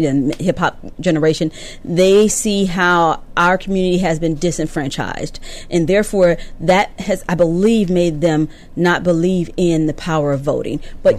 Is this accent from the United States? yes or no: yes; California, United States; moved away as an adult; now in Georgia, United States; I grew up in California, live in Georgia, and I must admit, there's a change. I've been here 20 years, and it's still tough getting used